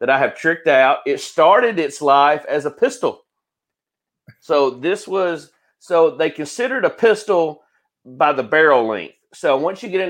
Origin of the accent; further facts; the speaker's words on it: Guntersville, Alabama, United States; I'm from Gunnersville